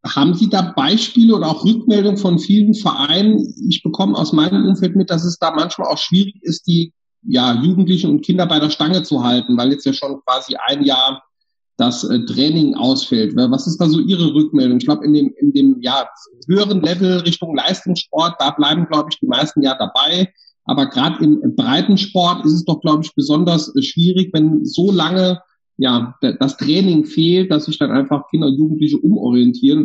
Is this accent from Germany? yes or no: yes; Saarland, Germany; bei uns im Saarland